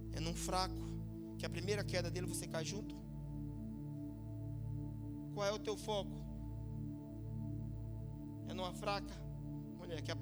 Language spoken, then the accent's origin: Portuguese; Piauí, Brazil; eu vim lá da roça lá do Piauí para uma, conseguir alguma coisa aqui.